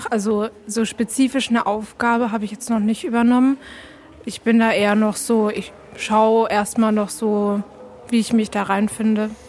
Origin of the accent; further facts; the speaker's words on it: Tübingen, Baden-Württemberg, Germany; ich komme aus Tübingen